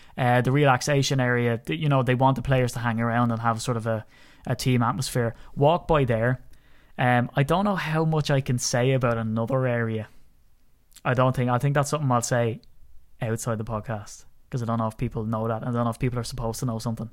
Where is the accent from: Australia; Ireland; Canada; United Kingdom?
Ireland; I'm an Irishman, and I'm proud of my country